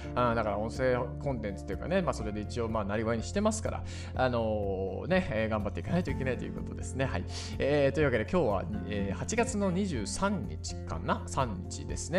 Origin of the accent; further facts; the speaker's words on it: Imabari, Ehime, Japan; moved away; 僕は瀬戸内海の島の、えー、今治市というところなんですけどもそこにある島出身なんですけど